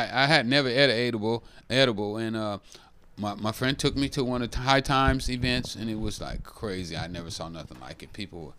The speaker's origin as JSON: {"language": "English", "town": "Oakland", "region": "California", "country": "United States", "said": "oh, no, you don't like me because I'm from Oakland."}